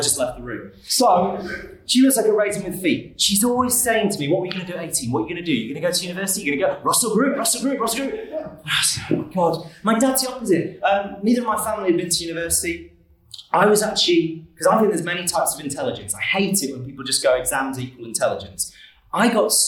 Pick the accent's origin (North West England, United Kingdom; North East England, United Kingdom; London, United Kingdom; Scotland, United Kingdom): North West England, United Kingdom; Manchester; also born or lived in Kettering; I was born in Kettering, and I grew up in around Cheshire in Manchester